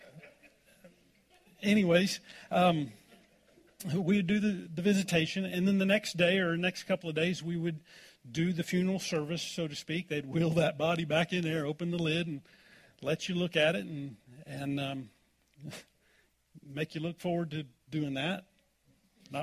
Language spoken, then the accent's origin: English; Oklahoma, United States; now in Colorado, United States; I grew up in Oklahoma